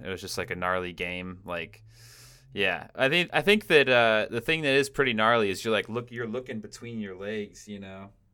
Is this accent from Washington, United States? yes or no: yes; Washington, United States; I grew up in Washington State, actually.